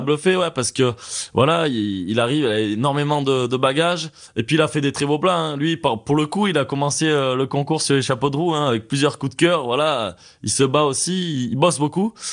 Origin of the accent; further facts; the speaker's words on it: Ardèche, Drôme, Auvergne-Rhône-Alpes, France; now in Annecy, France; je viens d'Ardèche, de Drôme